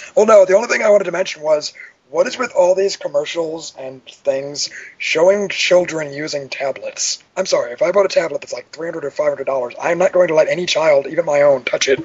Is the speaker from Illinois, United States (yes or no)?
yes; Cook County, Illinois, United States; I grew up in Cook County myself.